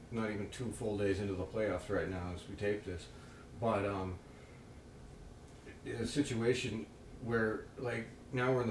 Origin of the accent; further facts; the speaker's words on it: Oklahoma, United States; born and raised in Oklahoma.